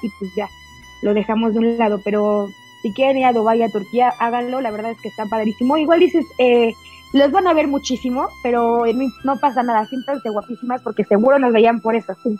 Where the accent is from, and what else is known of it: Mexico; also born or lived in Mexico City